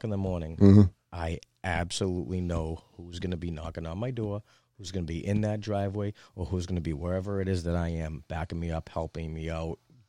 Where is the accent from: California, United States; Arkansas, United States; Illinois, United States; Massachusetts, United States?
Massachusetts, United States; Cambridge; we're all from Cambridge, most of us are from Cambridge